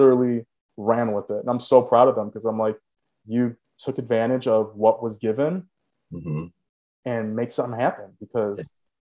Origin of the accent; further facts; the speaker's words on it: Chicago, Illinois, United States; also born or lived in Los Angeles; born and raised in Chicago, we always seen all four seasons